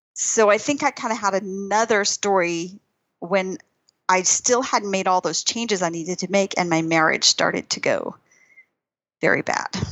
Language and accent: English; Texas, United States; moved away as an adult; also born or lived in Albuquerque, New Mexico; I grew up in Texas